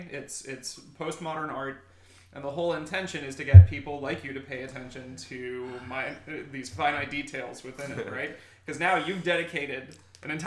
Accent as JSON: {"language": "English", "town": "Miami", "region": "Florida", "country": "United States", "tie": "born or raised there", "said": "Miami native."}